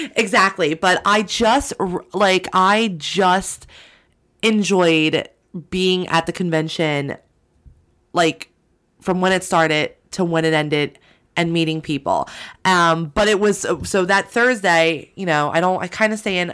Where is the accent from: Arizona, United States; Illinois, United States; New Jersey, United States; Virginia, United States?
New Jersey, United States; I'm from Jersey